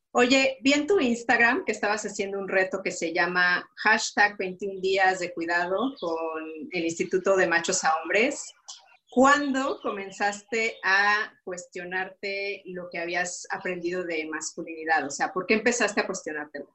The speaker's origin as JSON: {"language": "Spanish", "country": "Mexico", "moved": "yes", "lives_now": "Luxembourg"}